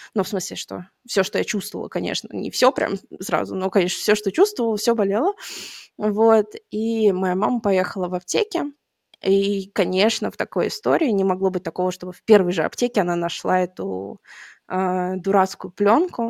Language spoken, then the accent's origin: Russian; Tatarstan, Russia; moved away; я сама из Татарстана